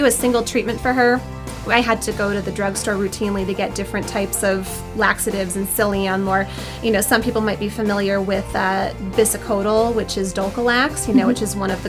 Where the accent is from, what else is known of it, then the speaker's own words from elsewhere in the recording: New England, United States; moved away as an adult; also born or lived in Connecticut / California; I'm from New England. I was born and raised between Massachusetts and New Hampshire, Cape Cod area and the beaches, and then also the White Mountains of New Hampshire